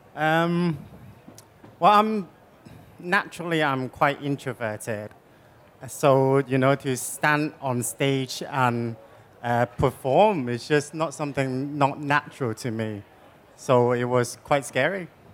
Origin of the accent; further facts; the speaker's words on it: Hong Kong; moved away; I'm from Hong Kong